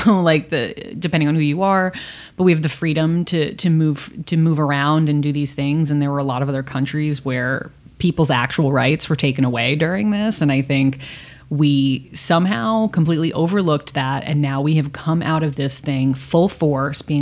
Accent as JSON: {"language": "English", "area": "Long Island", "region": "New York", "country": "United States", "said": "I'm from Long Island"}